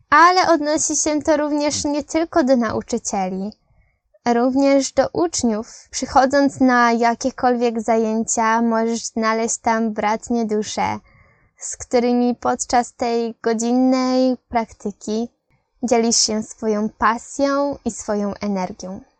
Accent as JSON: {"language": "Polish", "country": "Poland", "said": "Ja z Polski, Eloise z Francji, Sara z Niemiec."}